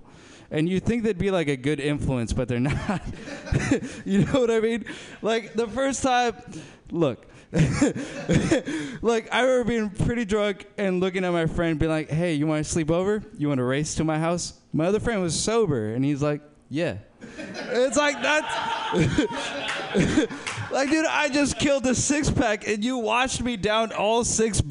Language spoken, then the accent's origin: English; Berkeley, California, United States; I grew up in South Berkeley